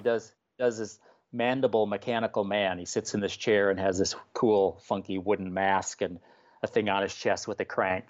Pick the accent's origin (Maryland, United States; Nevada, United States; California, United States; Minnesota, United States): Minnesota, United States; Bloomington; also born or lived in Faribault, Minnesota; I grew up in Bloomington, which is right in the Twin Cities.